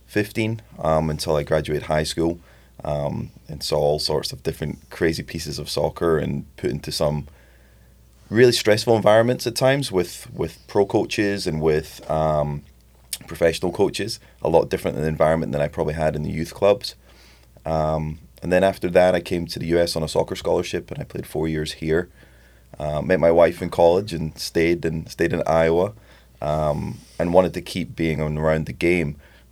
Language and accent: English; Edinburgh, Scotland, United Kingdom; now in United States; It has faded a little bit over the years, but no, I'm originally from Edinburgh, Scotland. I grew up there, and obviously Scotland's a soccer-crazy country or football-crazy country.